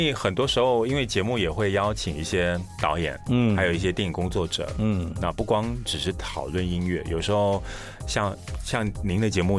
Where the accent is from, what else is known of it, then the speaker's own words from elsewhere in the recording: Malaysia; 我又是来自马来西亚